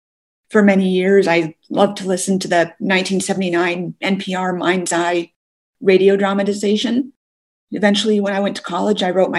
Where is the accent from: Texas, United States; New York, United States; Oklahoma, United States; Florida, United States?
Texas, United States; also born or lived in Western Montana; now in Montana, United States; I'm from Western Montana, but kind of coincidentally, I'm originally from Texas.